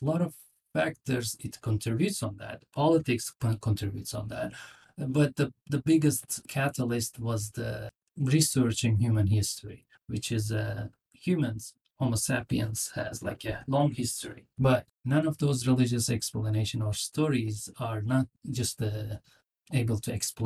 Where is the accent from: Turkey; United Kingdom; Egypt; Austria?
Turkey; moved away as an adult; also born or lived in Nashville, United States; now in United States; I'm from Turkey. I grew up in Turkey. I came to the United States about 17, 18 years ago.